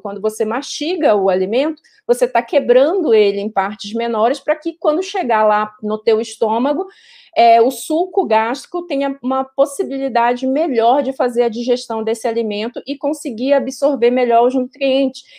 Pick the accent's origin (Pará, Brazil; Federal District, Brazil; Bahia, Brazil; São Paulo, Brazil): Pará, Brazil; eu sou paraense